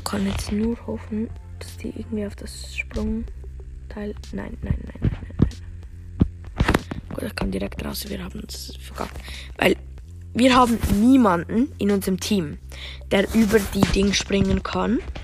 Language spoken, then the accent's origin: German; Switzerland; ich bin Schweizer